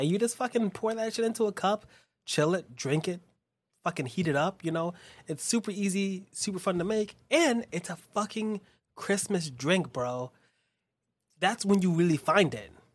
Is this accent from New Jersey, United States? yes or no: no; New York, United States; growing up in Spanish Harlem